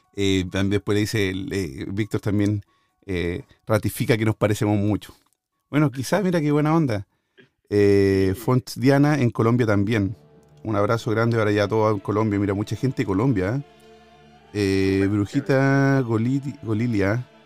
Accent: near Buin, Santiago Metropolitan Region, Chile; moved away; Buin, Chile, cerca de mi tierra por donde vivía yo

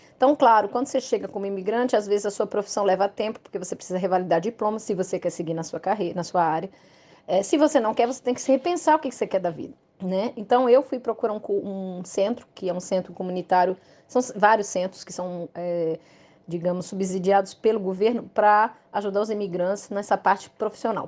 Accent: Brazil; moved away as an adult; now in Montreal, Canada; nós somos brasileiros, a gente não tem uma língua segunda

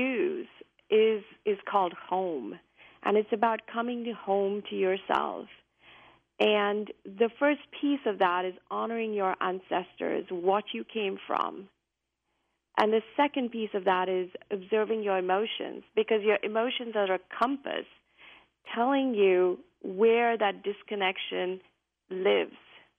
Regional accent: India; now in United States; I came from India, I came to the U.S., and there were many things that were different, things that I didn't really understand

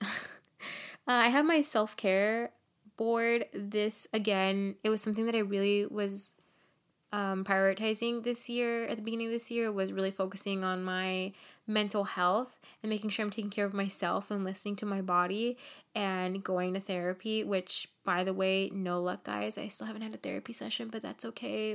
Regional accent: Nicaragua; I'm from Nicaragua

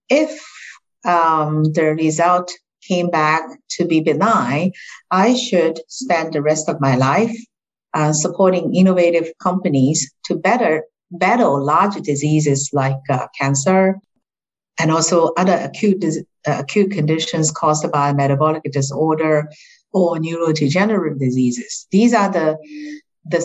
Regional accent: Shanghai, China; moved away as an adult; also born or lived in United States; now in Hong Kong; I was born and raised in Shanghai

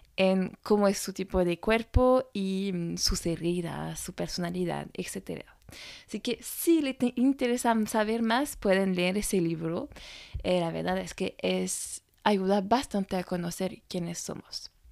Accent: France; francesa y coach de imagen

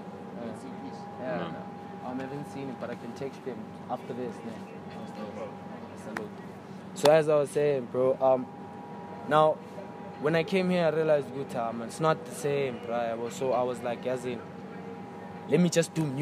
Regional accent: Eastern Cape, South Africa; now in Johannesburg, South Africa; the Eastern Cape, as I said before, like we're not exposed to a lot of things

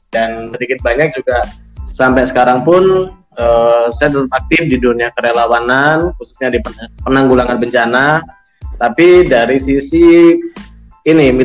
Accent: Banyuwangi, East Java, Indonesia; ya uh, saya berasal dari Banyuwangi terus saya di UNED ya

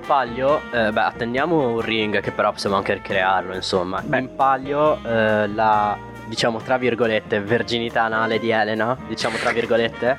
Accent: Morocco; moved away; io che sono nato in Marocco

